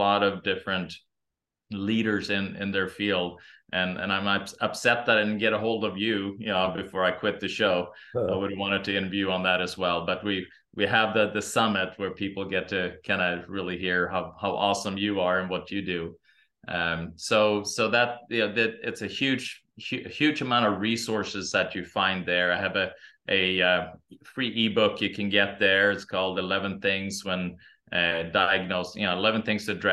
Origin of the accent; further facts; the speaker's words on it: Sweden; also born or lived in Santa Monica, California; now in Meridian, United States; I'm originally from Sweden